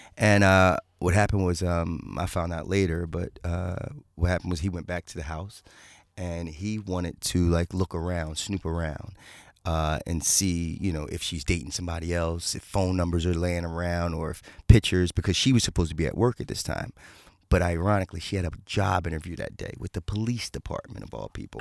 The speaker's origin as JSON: {"language": "English", "town": "Philadelphia", "region": "Pennsylvania", "country": "United States", "tie": "born or raised there", "said": "I grew up in Philadelphia"}